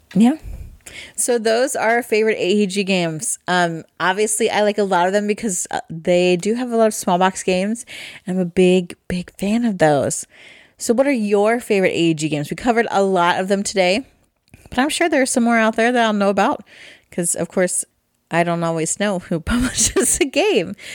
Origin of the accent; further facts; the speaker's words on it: Midwest, United States; I'm from the Midwest